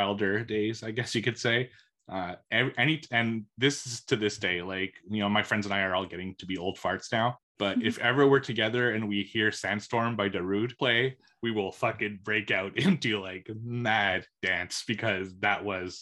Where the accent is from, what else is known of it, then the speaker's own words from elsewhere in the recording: Canada; I'm Canadian